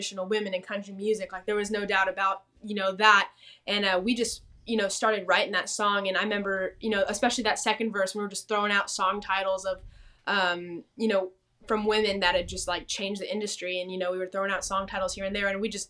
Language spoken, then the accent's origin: English; Temecula, California, United States; moved away as an adult; also born or lived in Nashville, Tennessee; now in Texas, United States; I grew up in like Temecula. California.